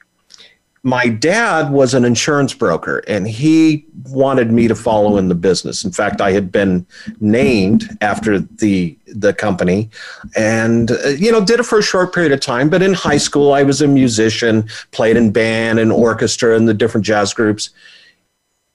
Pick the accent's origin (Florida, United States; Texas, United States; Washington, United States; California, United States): California, United States; Oildale; I was born in the Central Valley of California, a little town called Oildale, which is also, its claim to fame is … is from there